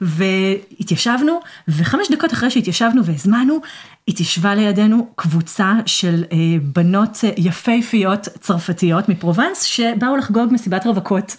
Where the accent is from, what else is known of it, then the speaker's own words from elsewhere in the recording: Israel; עברית, כי אני ישראלית